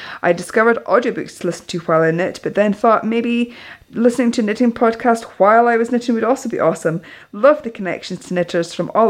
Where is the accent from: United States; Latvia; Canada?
Canada; But since I'm from Canada, I feel a bit of loyalty in that direction.